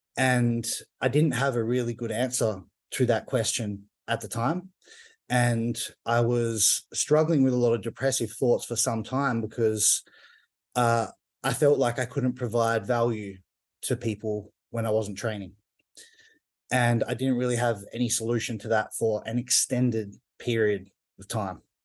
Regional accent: Perth, Western Australia, Australia; Perth, which is my hometown in Australia.

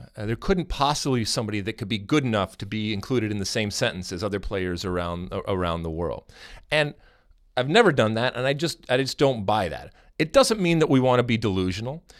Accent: United States; being American

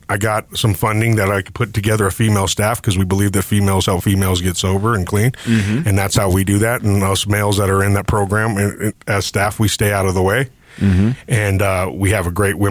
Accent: Denver, Colorado, United States; I am a Denver native

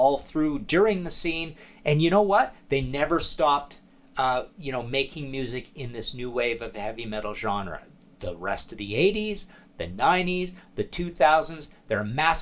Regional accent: Trail, British Columbia, Canada; I came from Trail, BC

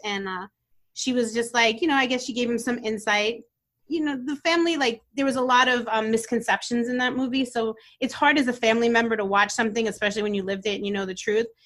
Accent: New York City, New York, United States; also born or lived in Brooklyn, New York; I was born in Brooklyn, New York, and I moved to Staten Island when I was about eight years old

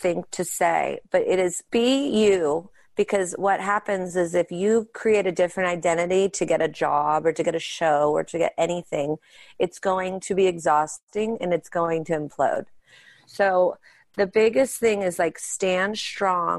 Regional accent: Pittsburgh, Pennsylvania, United States; We grew up in Pittsburgh and that's where we do our show and that's where our family is

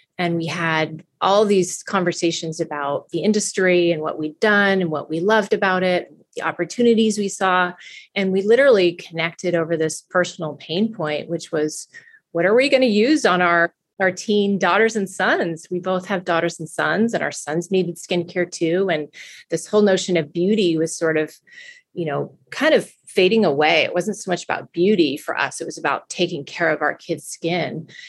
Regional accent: California, United States; And I was just passionate about holistic living, and growing up in California, I'd always been healthy.

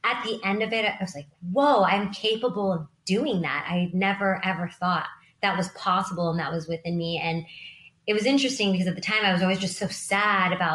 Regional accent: Sacramento, California, United States; I grew up in Sacramento. I am Sacramento born and raised and love it here.

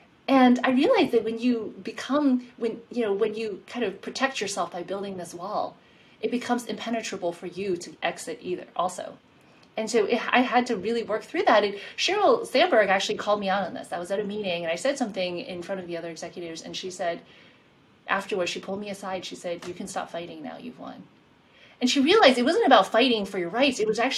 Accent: Queens, New York, United States; And in my mind, I would think New York, because I'm from New York. I grew up in Queens.

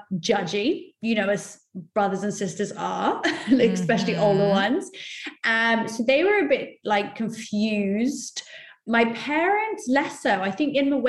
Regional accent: Oxford, South East England, United Kingdom; when I was younger, I grew up in Oxford

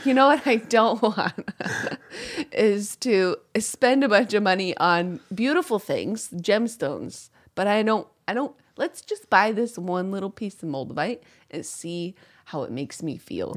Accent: upstate New York, United States; I grew up in Upsa-, upstate New York

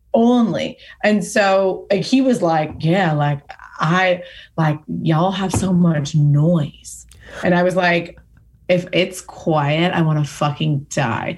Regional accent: Pasadena, California, United States; where I grew up in Pasadena

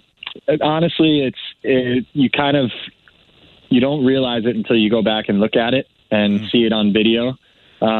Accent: New York, United States; moved away; home to New York and to my hometown

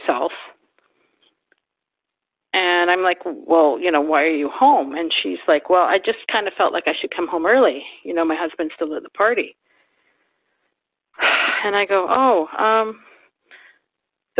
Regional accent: Vancouver, British Columbia, Canada; I grew up in Vancouver, total city kid.

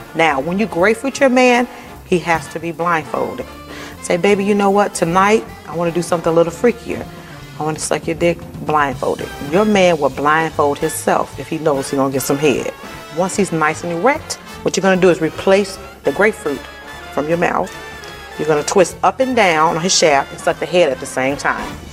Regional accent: New York, United States; moved away as an adult; also born or lived in San Francisco; I grew up in New York

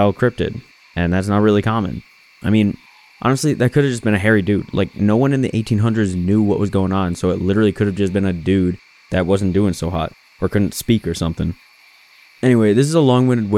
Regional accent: Michigan, United States; I'm from Michigan

